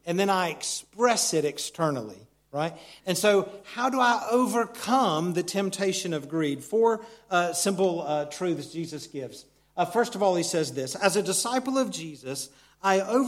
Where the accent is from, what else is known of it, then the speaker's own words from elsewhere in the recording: United States; moved away; Where Christy and I grew up in America, it's a very mountainous region